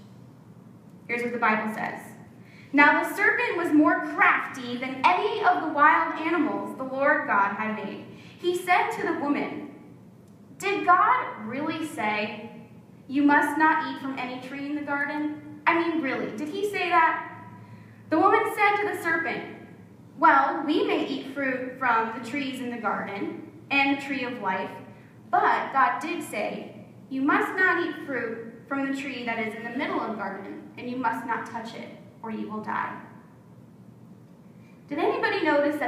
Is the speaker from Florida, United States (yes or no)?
yes; South Florida, United States; we grew up in South Florida